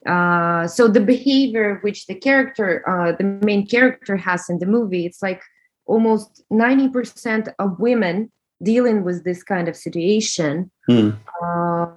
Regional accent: Russia; accent: Russian; English is a second language; moved away; you hear from my accent that I'm Russian

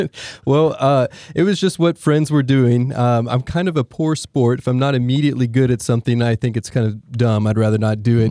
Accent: Allen, Texas, United States; now in Austin, United States; I grew up in Allen, Texas

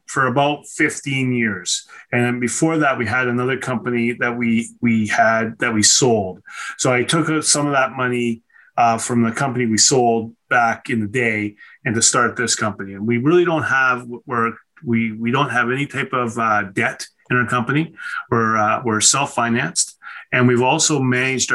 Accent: Nanaimo, British Columbia, Canada; born or raised there; also born or lived in Ontario

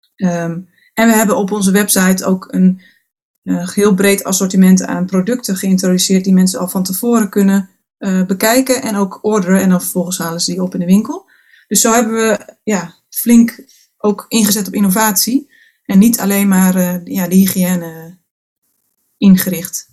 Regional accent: Friesland, Netherlands; geboren en getogen in Friesland, dus dat zit toch in je

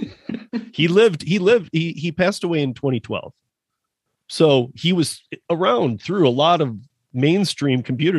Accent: Michigan, United States; moved away; my dad was self-employed when I was born in Michigan

